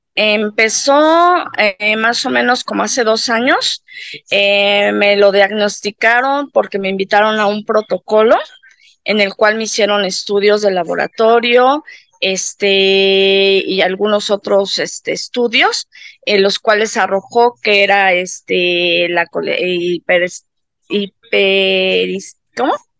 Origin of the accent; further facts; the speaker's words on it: Mexico City, Mexico; soy mexicana, soy de aquí de la Ciudad de México